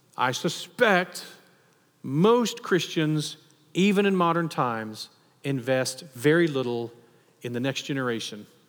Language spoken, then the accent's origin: English; Texas, United States; especially as a Texan